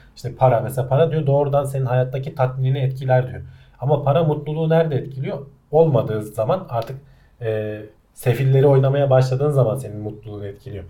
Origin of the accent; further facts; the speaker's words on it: Turkey; first language Turkish; biz Türkler olarak